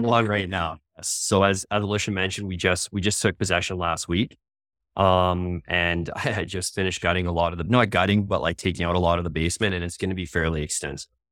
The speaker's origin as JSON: {"language": "English", "region": "Ontario", "country": "Canada", "moved": "as an adult", "lives_now": "Calgary, Canada", "said": "I'm originally from Ontario"}